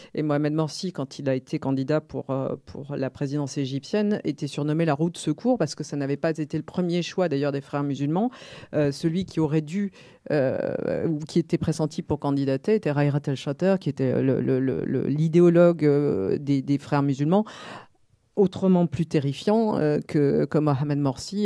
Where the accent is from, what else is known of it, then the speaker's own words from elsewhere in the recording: France; en tant que petite française à cette époque-là